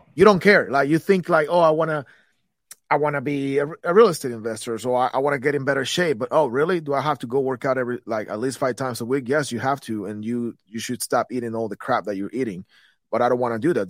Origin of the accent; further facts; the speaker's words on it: Guatemala City, Guatemala Department, Guatemala; moved away as an adult; I come from Guatemala